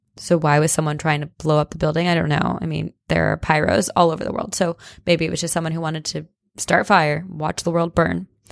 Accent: New Jersey, United States; moved away

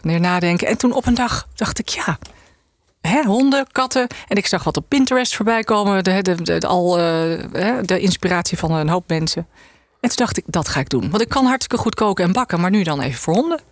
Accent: IJsselstein, Utrecht, Netherlands; born or raised there; also born or lived in South Africa / Kenya

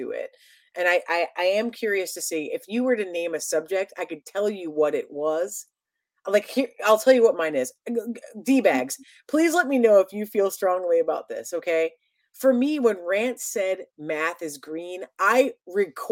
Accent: Columbus, Ohio, United States; moved away as an adult; also born or lived in Chicago; I'm from Ohio, in Columbus, Ohio.

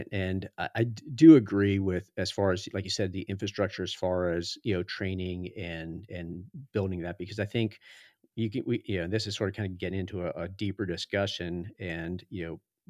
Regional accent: Florida, United States; Cause I came from Florida and that was not mountain biking. That was off-road riding, a lot of sand.

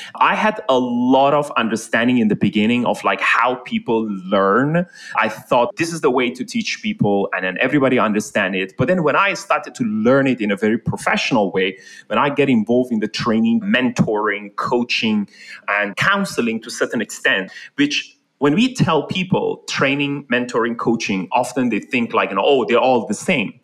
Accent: Iran; now in Malaysia; I'm actually like born and raised in Iran.

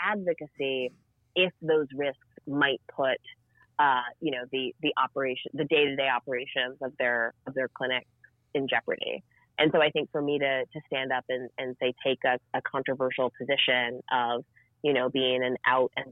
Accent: American South, United States; I grew up in the American South

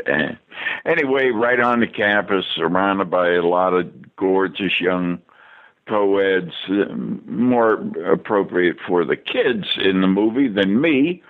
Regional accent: Pittsburgh, Pennsylvania, United States; moved away as an adult; also born or lived in New York / Los Angeles; Out of Pittsburgh here, where I, my hometown, where I grew up. I got out of high school in the 50s

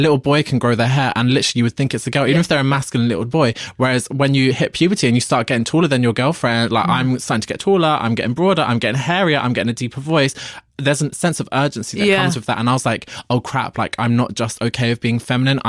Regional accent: Ireland; I'm Irish, working class Catholic.

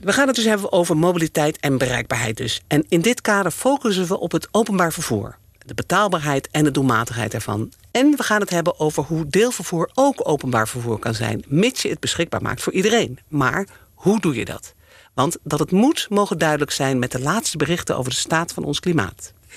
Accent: Amsterdam, North Holland, Netherlands; ik als Amsterdammer

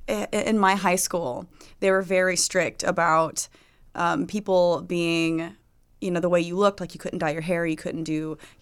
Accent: Florida, United States; born or raised there

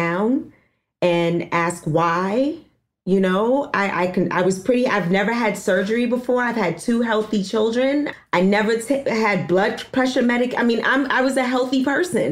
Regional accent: New York City, New York, United States; I was born and raised in Harlem

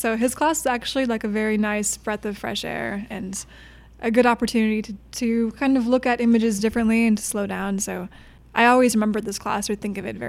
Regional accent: the Midwest, Minnesota, United States; moved away; I'm from the Midwest.

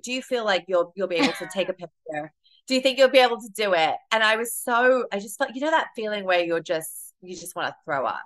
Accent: United Kingdom; moved away as an adult; now in New York, United States; my delivery and my tone a lot of it comes from the fact that I am British

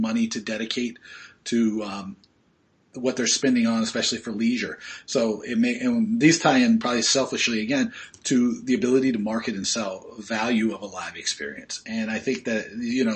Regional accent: Australia; I'm Australian

